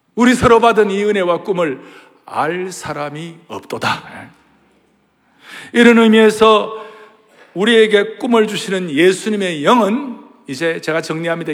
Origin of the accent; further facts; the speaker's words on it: southern Korea, South Korea; 제가 남쪽에서 태어났으니